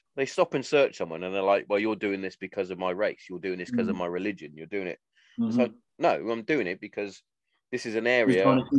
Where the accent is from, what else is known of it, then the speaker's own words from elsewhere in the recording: Hereford, West Midlands, United Kingdom; Like, when I grew up, where I grew up in Hereford is quite a placid sort of place, considering the blokes that live there.